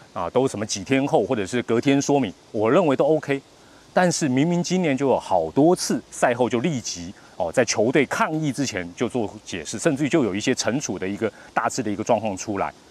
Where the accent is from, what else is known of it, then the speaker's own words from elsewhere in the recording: Taiwan; 我们中国人台湾人